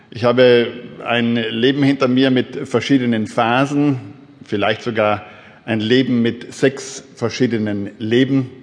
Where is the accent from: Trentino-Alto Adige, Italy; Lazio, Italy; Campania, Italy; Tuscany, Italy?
Trentino-Alto Adige, Italy; South Tyrol; Ich bin groß geworden in Südtirol.